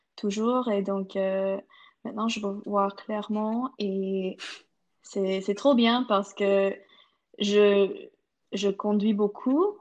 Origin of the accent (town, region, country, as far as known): Canada